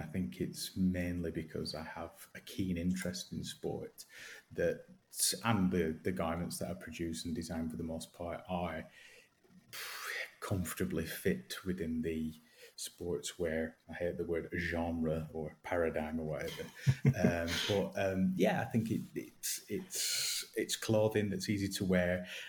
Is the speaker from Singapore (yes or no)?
no; Accrington, North West England, United Kingdom; Accrington born and raised